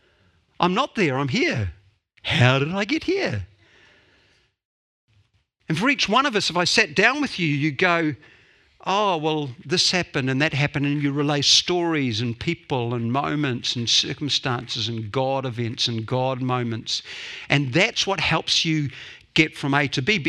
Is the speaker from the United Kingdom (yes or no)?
no; Dunedin, Otago, New Zealand; I grew up in Dunedin, the center of the universe, until I was 18